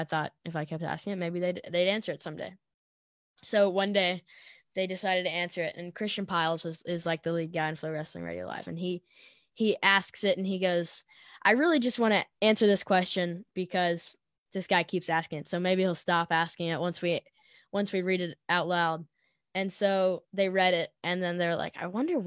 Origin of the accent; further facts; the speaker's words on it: Tennessee, United States; they knew I was from Tennessee